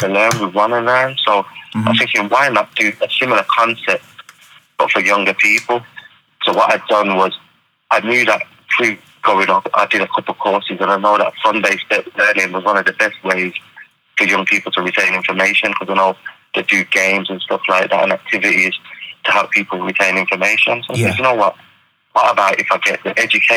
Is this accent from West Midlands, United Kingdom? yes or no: yes; Birmingham, West Midlands, United Kingdom; I was brought up in Aston